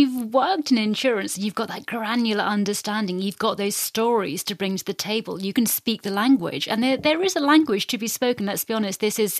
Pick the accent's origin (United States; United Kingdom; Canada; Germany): United Kingdom; as a Brit